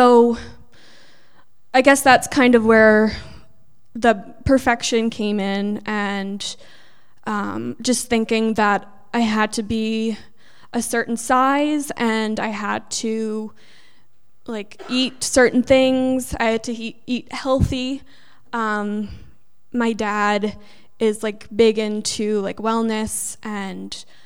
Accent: New York, United States; I'm originally from New York

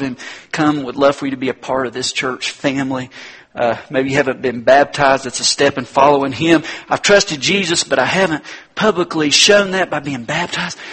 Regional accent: North Carolina, United States; my home state, North Carolina

